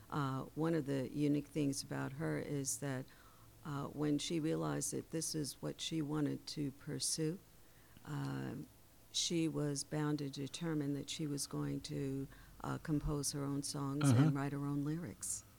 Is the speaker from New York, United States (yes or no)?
yes; New York City, New York, United States; that's from my hometown.